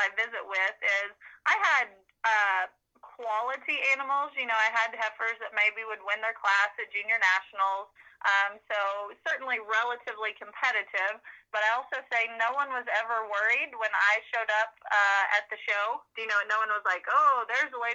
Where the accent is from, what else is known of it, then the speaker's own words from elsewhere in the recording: Oklahoma, United States; I was Oklahoma's Lassie Queen